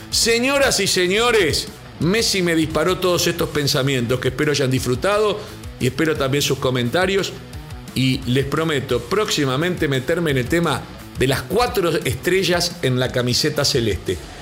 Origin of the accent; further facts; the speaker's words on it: Uruguay; Como uruguayo